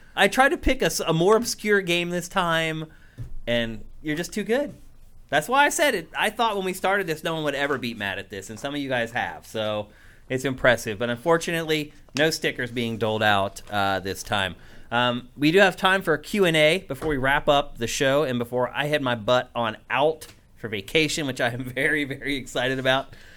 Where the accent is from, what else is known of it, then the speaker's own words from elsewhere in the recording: Carlisle, Pennsylvania, United States; moved away; also born or lived in Philadelphia; my hometown of Carlisle, P